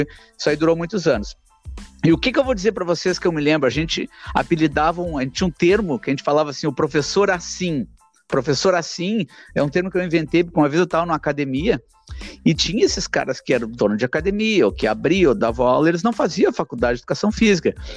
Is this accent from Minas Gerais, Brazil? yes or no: no; Porto Alegre, Rio Grande do Sul, Brazil; mim que nasci na Zona Norte aqui